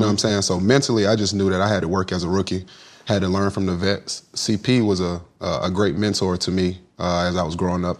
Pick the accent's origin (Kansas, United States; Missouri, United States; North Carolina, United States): North Carolina, United States; Kinston; I'm from Kinston